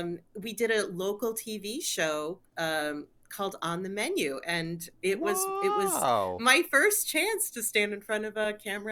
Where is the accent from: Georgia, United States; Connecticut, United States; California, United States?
Connecticut, United States; Windsor; I grew up in Windsor, Connecticut, in an Italian-American family where food was absolutely at the heart of everything.